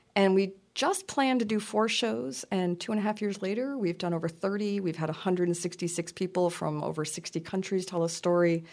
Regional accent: Lewiston, Maine, United States; moved away; I'm from a s, town of Lewiston in Auburn, Maine, in South, you know, central Maine

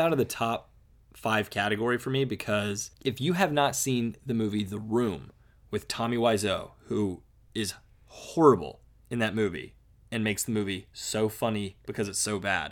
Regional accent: United States; we're American

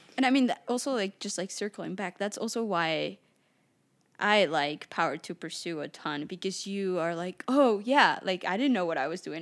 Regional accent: Mexico City, Mexico; moved away; I grew up in Mexico City

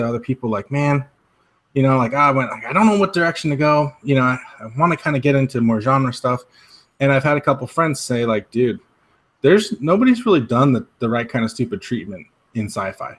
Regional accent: Spokane, Washington, United States; now in Minnesota, United States; I come back to Spokane, Washington, where we both grew up

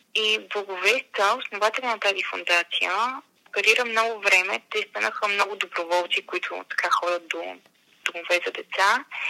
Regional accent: Montana, Montana Province, Bulgaria; аз съм от Монтана един прекрасен малък град

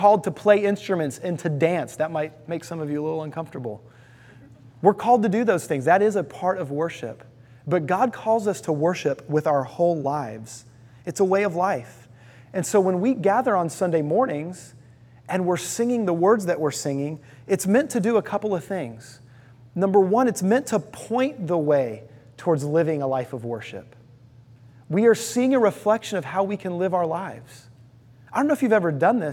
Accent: Houston, Texas, United States; I lived in Houston, Texas

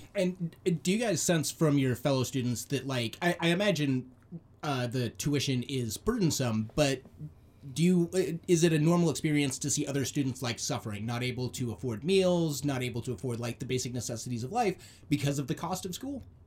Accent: Arizona, United States; moved away; my home state, uh, Arizona

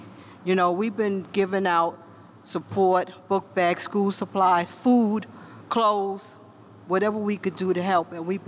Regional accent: New York City, New York, United States; I grew up in Bedford-Stuyvesant

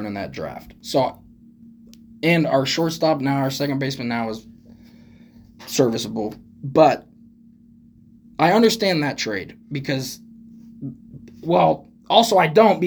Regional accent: Oregon, United States; I'm from Oregon

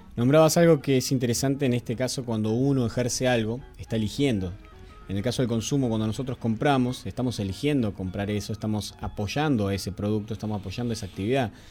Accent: Argentina; nosotros somos argentinos

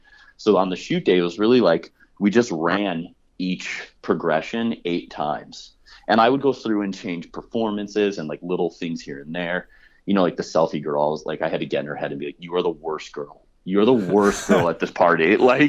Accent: Midwest, United States; I'm like starting every conversation with like, I'm a guy from the Midwest.

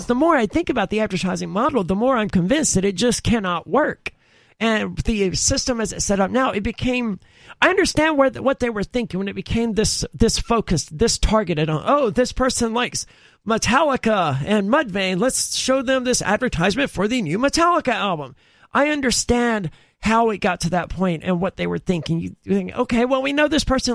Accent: the South, United States; I'm from the South

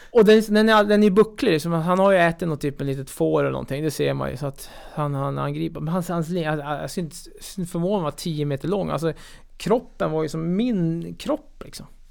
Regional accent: Örnsköldsvik, Västernorrland County, Sweden; jag kommer från Örnsköldsvik

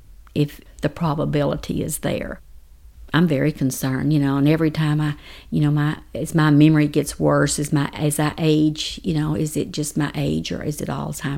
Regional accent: Comanche, Texas, United States; I grew up in Comanche, Texas

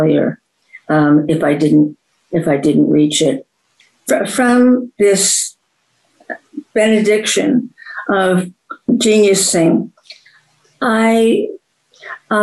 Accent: Cedarhurst, New York, United States; I grew up outside of New York, suburb Cedarhurst

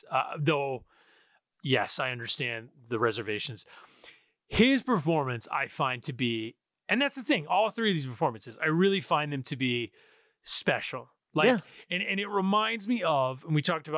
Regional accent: New York, United States; I'm an Italian from New York

